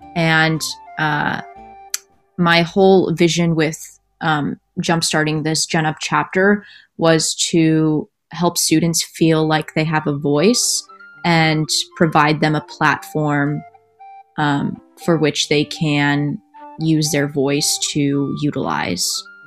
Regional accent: Central Valley, California, United States; growing up in the Central Valley

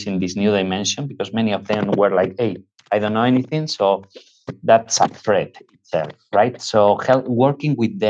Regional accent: northwest Spain, Spain; moved away; we are originally from Spain. We come from the northwest of Spain

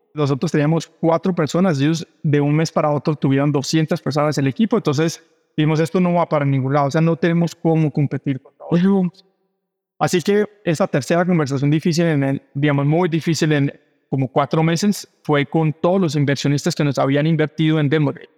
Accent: Cali, Valle del Cauca, Colombia; moved away as an adult; also born or lived in Brazil; now in Mexico; Soy colombiana, caleño, vivo en México hace ocho años

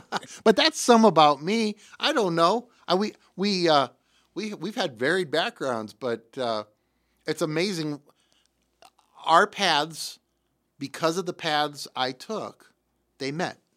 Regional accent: Davenport, Iowa, United States; also born or lived in Bettendorf, Iowa; I was born in Davenport, raised in Davenport

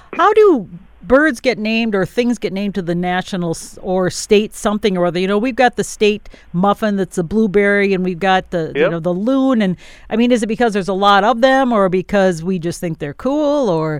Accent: Wisconsin, United States; I'm from Wisconsin

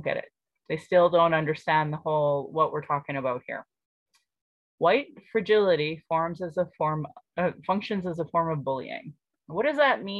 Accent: Calgary, Alberta, Canada; I was born in Calgary, or in Blackfoot, Mokinstis

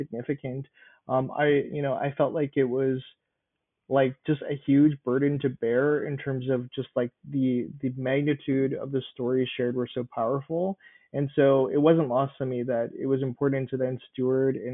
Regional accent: Winnipeg, Manitoba, Canada; I was born and raised in Winnipeg

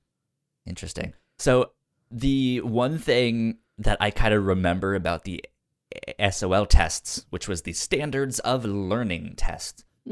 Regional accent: Virginia, United States; So I grew up in Northern Virginia.

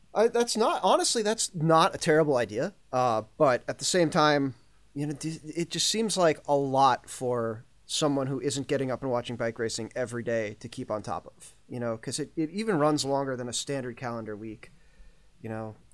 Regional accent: United States; as an American

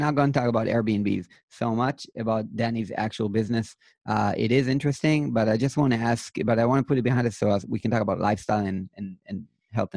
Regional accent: Israel; I'm from Israel

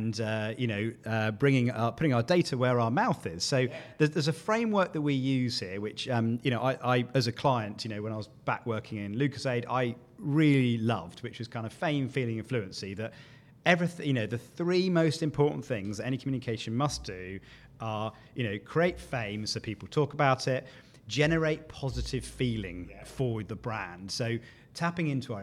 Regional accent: United Kingdom; as a Brit

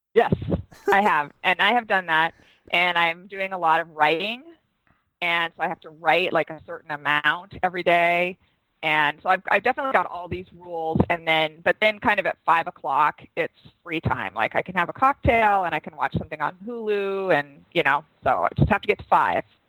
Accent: Seattle, Washington, United States; I'm from Seattle, where we sell wine in grocery stores.

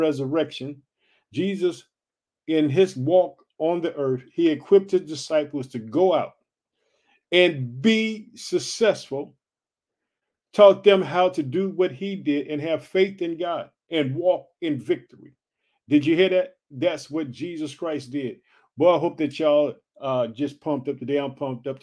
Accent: Illinois, United States; the state of Illinois, which is my home state.

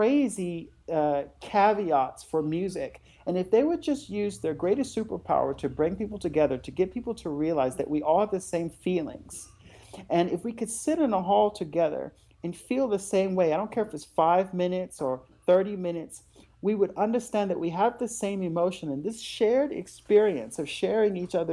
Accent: North Carolina, United States; moved away as an adult; now in Germany; my home state of North Carolina

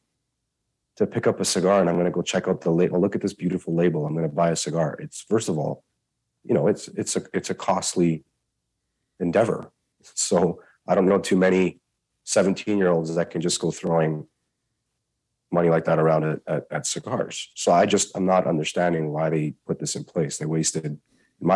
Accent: Canada; I'm a Canadian

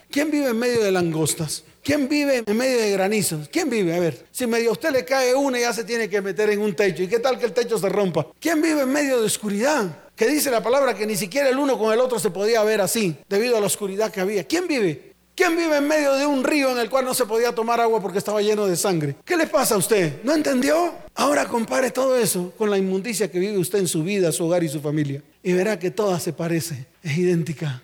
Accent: Santa Marta, Magdalena, Colombia; mi tierra, Santa Marta

